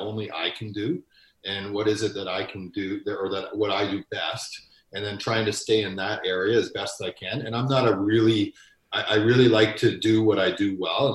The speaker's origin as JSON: {"language": "English", "region": "Ontario", "country": "Canada", "also_born_or_lived": "Winnipeg", "moved": "as an adult", "lives_now": "Edmonton, Canada", "said": "I'm originally from Ontario. So I spent the majority of my years in Ontario."}